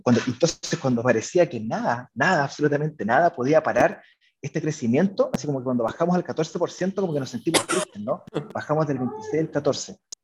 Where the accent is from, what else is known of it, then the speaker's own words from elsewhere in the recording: Chile; somos dos chilenos y, y cuatro hispanohablantes